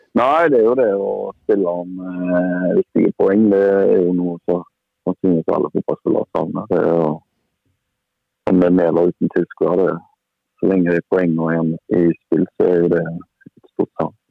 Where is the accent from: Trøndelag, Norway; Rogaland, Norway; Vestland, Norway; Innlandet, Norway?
Rogaland, Norway; Haugesund; moved away as an adult; now in Molde, Norway; hjemme i Haugesund